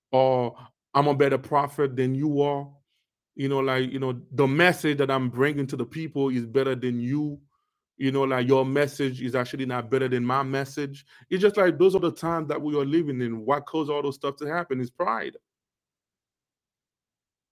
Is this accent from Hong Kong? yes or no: no; Haiti; now in United States; Us Haitian, right? There is a lot of us. We actually was born in Haiti. We grew up in Haiti.